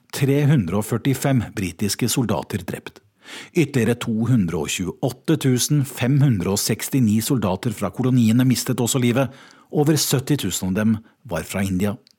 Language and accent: Norwegian; Norway; moved away as an adult; now in London, United Kingdom; oss nordmenn